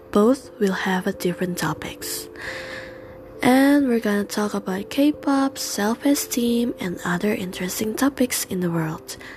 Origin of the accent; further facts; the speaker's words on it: Indonesia; I was born and raised in Indonesia, so I'll be hosting this podcast in two languages, which is English and Indonesian.